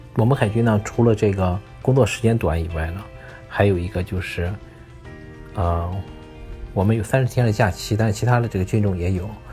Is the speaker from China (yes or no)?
yes; China; now in United States; 我们中国人